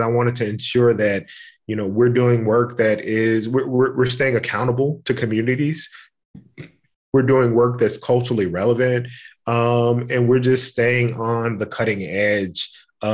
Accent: Memphis, Tennessee, United States; I grew up in Memphis, Tennessee. I'm born and bred

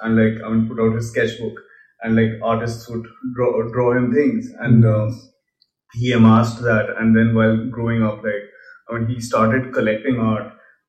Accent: Kolkata, West Bengal, India; now in Delhi, India; I was in Calcutta. So I came from Calcutta to Delhi.

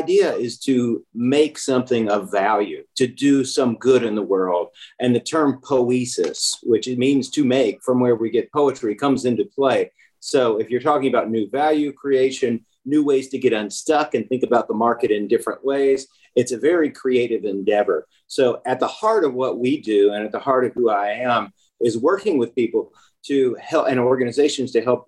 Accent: Memphis, Tennessee, United States; also born or lived in Germantown, Tennessee; I grew up in Memphis and just loved it here.

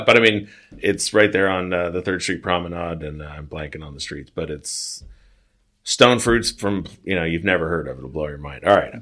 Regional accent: Long Beach, California, United States; I'm from Long Beach, California.

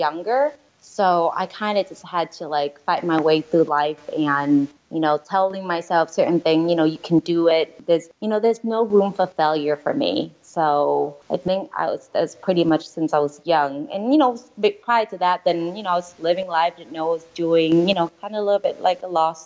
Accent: California, United States; I am Vietnamese, part French. I grew up here in California

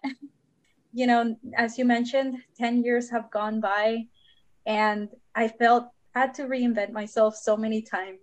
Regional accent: Houston, Texas, United States; also born or lived in Monterrey, Nuevo León, Mexico; I just found myself in Houston with an expired visa.

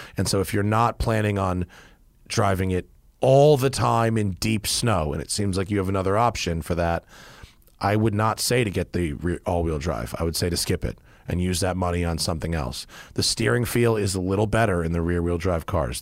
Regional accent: United States; as an American

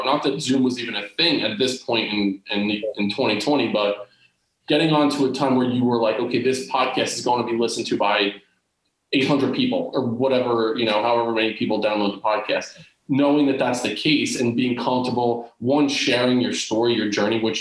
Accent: New Jersey, United States; growing up in Central Jersey

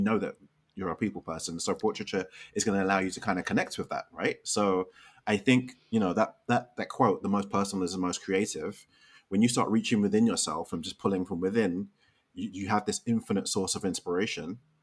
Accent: London, United Kingdom; moved away as an adult; now in Chicago, United States; growing up in Western society, initially in in London and now in Chicago.

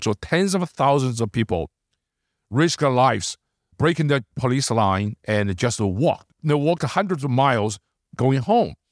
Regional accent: China; moved away; I was born and raised in China

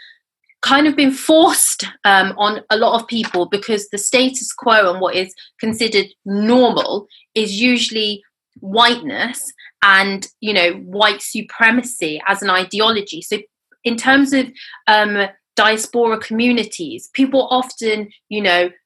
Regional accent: United Kingdom; also born or lived in Nigeria; I am British Nigerian

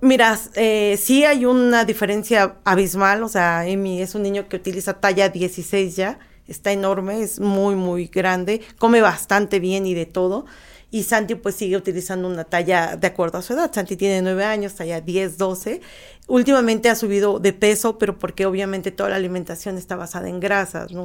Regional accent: Mexico

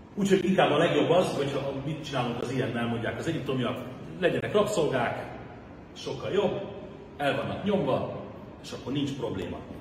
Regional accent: Hungary; first language Hungarian; magyar zsidóként, aki Magyarországon születtem, magyar az anyanyelven, Magyarországon fizetem az adót

